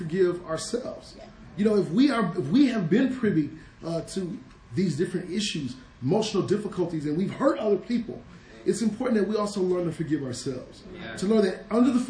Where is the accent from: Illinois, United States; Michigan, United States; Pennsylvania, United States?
Michigan, United States; Detroit; moved away; I grew up in Detroit, a very rough place